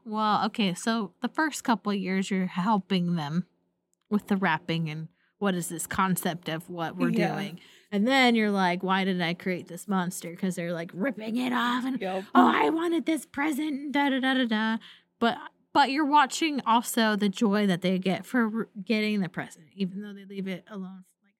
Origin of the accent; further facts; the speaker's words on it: Pacific Northwest, United States; I grew up in the Pacific Northwest. It rained a lot